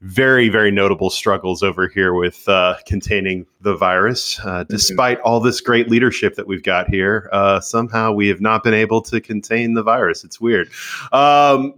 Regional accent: United States; the way we grew up in America

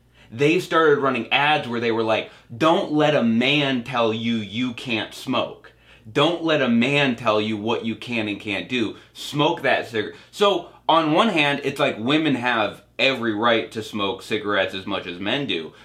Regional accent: Cape Cod, Massachusetts, United States; my hometown in Cape Cod

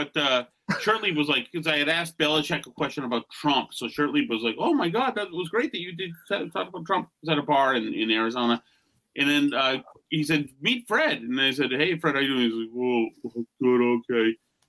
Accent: Winchester, South East England, United Kingdom; We're both from Winchester. We know the same people.

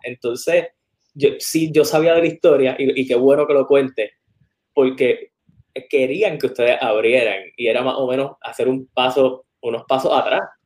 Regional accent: West, Puerto Rico; also born or lived in Lajas; yo soy del West

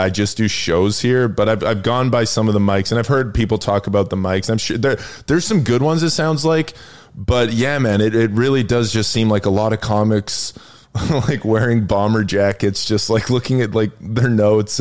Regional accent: Edmonton, Alberta, Canada; moved away as an adult; also born or lived in New York; now in Los Angeles, United States; one of my best friends I grew up with in Edmonton

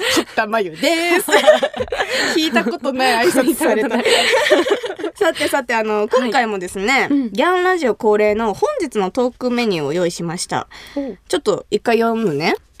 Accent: Kumamoto, Japan; 私が生まれ育った熊本

